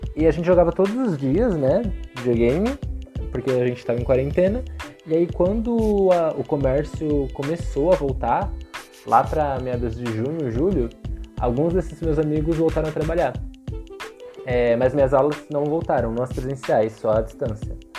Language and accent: Portuguese; São Paulo, Brazil; moved away as an adult; sou de São Paulo, capital